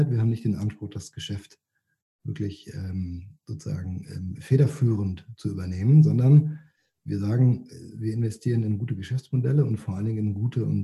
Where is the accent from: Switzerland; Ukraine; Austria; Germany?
Germany; Rhineland; Ähm, ja, ich bin eigentlich Rheinländer ähm, und als Rheinländer trinkt man ja Kölsch oder vielleicht sogar Alt.